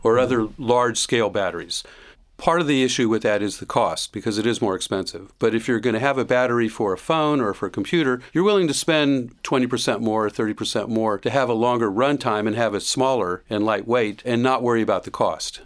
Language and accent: English; Miami, Florida, United States; now in Gainesville, United States; I grew up in the southern part of Miami